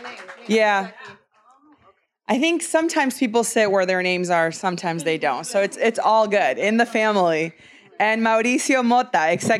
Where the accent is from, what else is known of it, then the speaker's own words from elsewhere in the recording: United States; I grew up undocumented in the United States.